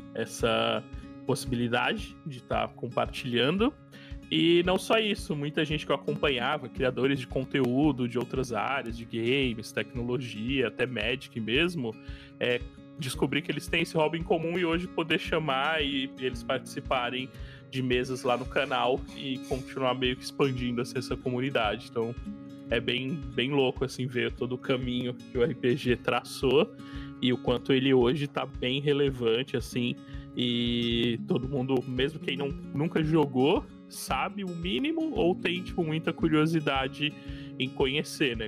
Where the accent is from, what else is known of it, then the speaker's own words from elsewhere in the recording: Cubatão, São Paulo, Brazil; eu sou de Cubatão